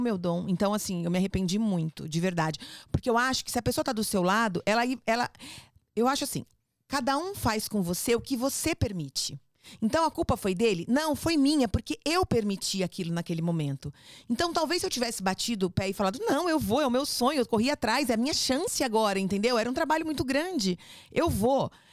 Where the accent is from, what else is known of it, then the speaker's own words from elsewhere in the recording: São Paulo, Brazil; accent: paulista; also born or lived in Rio de Janeiro, Brazil / Spain; Fui criada no Fluminense até os 10 anos, até os 10 anos, depois a gente mudou para São Paulo